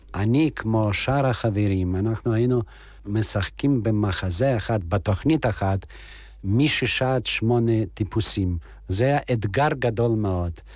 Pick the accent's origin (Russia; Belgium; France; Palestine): Russia; accent: Russian; moved away as an adult; also born or lived in Odessa; now in Israel; אני יקי מרוסיה